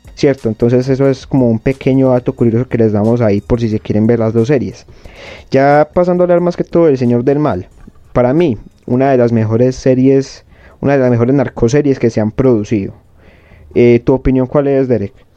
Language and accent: Spanish; Colombia; nosotros somos colombianos.